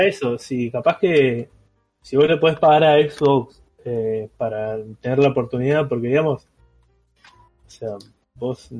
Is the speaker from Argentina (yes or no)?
yes; Argentina; consumidor argentino